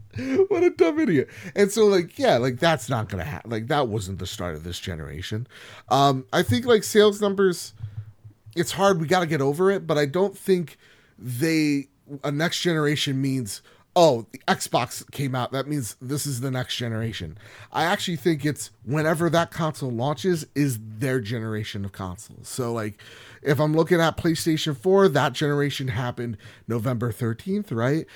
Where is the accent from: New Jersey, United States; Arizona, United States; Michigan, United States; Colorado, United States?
New Jersey, United States; I'm from Jersey